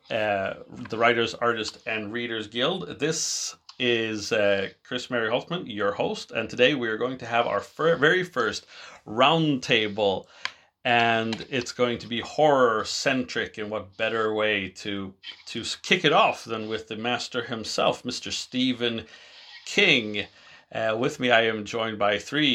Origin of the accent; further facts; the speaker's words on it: Sweden; first language English; I grew up in Europe, in Sweden, where I now currently reside